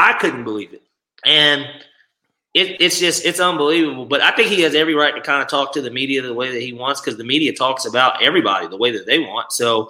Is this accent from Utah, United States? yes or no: no; Georgia, United States; Dude, I'm just from Georgia and support my hometown team.